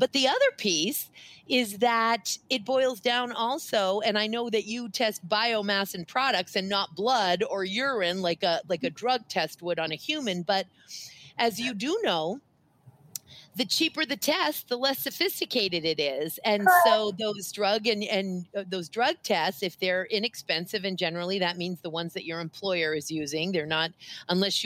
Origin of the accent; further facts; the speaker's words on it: Waterville, Maine, United States; a gal that I grew up with in Waterville, Maine